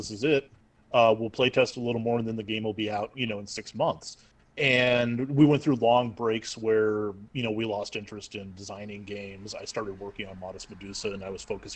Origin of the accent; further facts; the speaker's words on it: Portland, Oregon, United States; I'm from Portland, Oregon